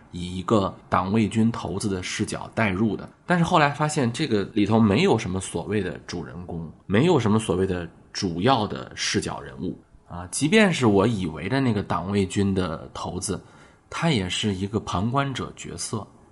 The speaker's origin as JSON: {"language": "Chinese", "country": "China", "said": "我们中国人"}